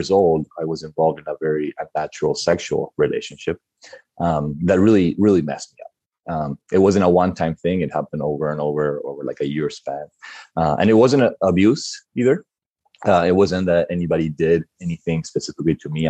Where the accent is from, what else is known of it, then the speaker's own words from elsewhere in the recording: Argentina; moved away; I was born and raised in Argentina